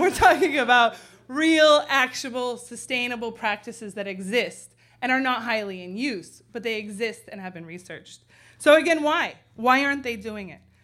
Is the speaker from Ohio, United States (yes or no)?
no; San Francisco, California, United States; now in Chicago, United States; in my hometown